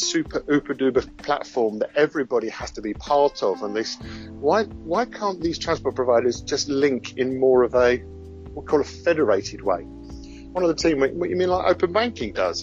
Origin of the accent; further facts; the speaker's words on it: London, United Kingdom; mainly from Scotland, but as you can hear, I'm originally from London.